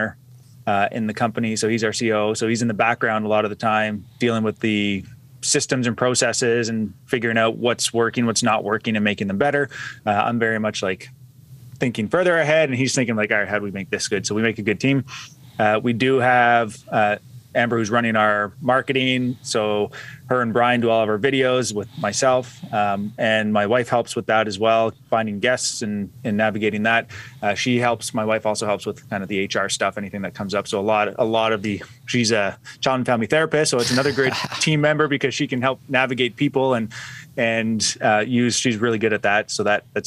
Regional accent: Ottawa, Ontario, Canada; I was born and raised in Ottawa, still in Ottawa, Ontario, Canada

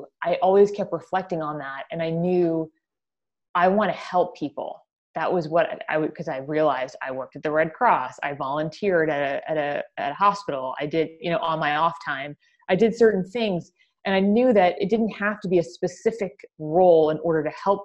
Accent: United States; accent: American

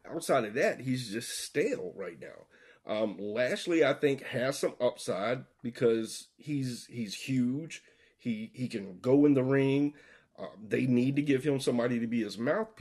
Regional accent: the South, United States; We're all three from the South

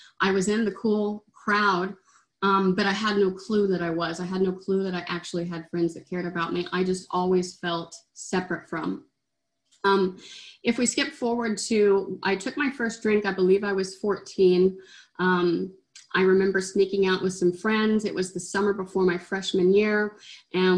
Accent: Oklahoma, United States; I grew up in Oklahoma

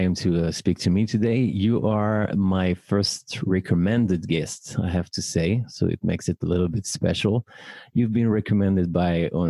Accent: Paris, Île-de-France, France; born or raised there

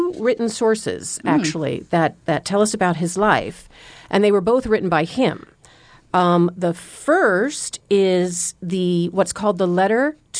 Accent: Southern California, United States; moved away as an adult; also born or lived in Boston; now in Omaha, United States; I was actually born and raised in Southern California.

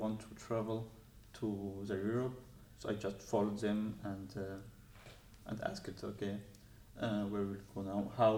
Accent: Syria; English is a second language; moved away as an adult; now in Denmark; I'm from Syria

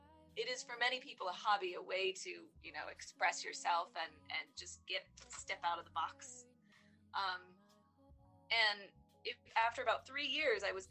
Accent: Maryland, United States; moved away as an adult; also born or lived in New York City; I grew up in Maryland. I moved to New York City to study photography

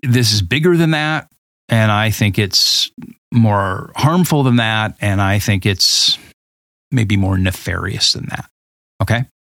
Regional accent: Southern California, United States; moved away as an adult; also born or lived in Boulder, Colorado; I grew up in Southern California in the late seventies

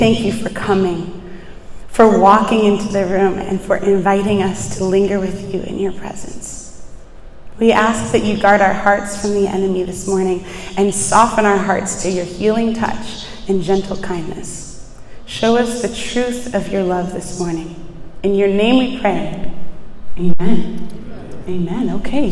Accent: Buffalo, New York, United States; moved away as an adult; now in Washington, D.C., United States; I am originally from Buffalo, New York, which is not anywhere close to New York City

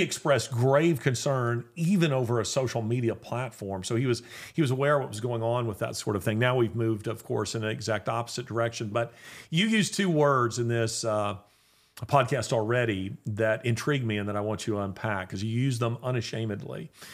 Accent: United States; I, as an American

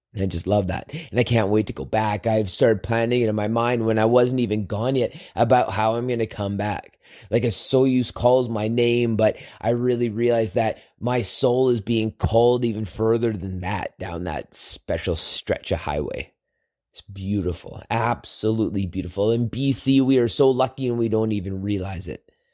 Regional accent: Southern Alberta, Canada; my childhood growing up in Southern Alberta

